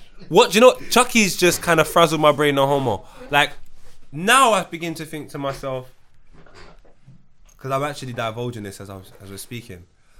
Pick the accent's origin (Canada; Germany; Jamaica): Jamaica; I'm Jamaican, so everything at the time is not making me get it.